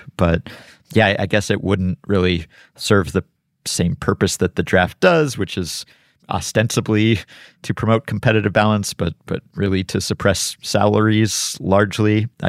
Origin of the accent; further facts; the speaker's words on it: New York, United States; a lot of cars as a New Yorker.